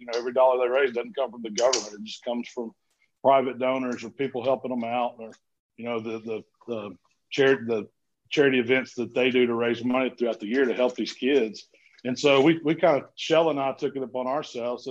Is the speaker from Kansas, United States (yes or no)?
no; Southaven, Mississippi, United States; I grew up in a town called South Haven, Mississippi, which is kind of a suburb of Memphis